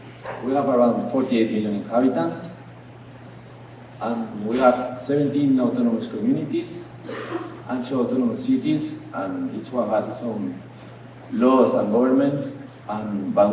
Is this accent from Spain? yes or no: yes; Madrid, Community of Madrid, Spain; moved away as an adult; from Madrid.